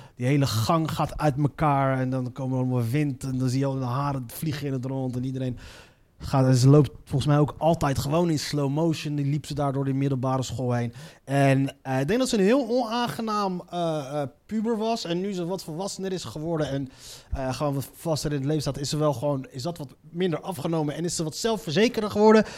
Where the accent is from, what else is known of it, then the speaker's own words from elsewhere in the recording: Morocco; Ik als Marokkaan